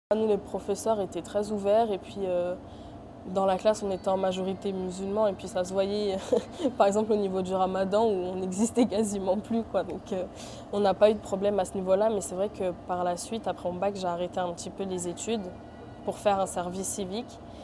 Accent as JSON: {"language": "French", "country": "France", "tie": "born or raised there", "said": "je suis née en France, j'ai vécu en France, j'ai tout fait en France."}